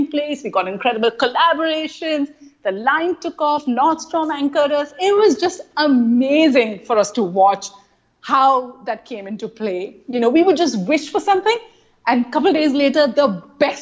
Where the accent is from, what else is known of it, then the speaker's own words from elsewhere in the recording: India; accent: Indian; moved away; my Indian accent